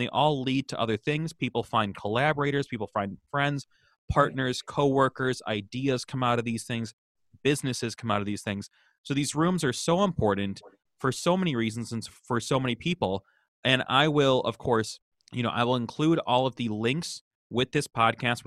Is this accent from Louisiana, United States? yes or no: no; Chicago, Illinois, United States; I grew up in Chicago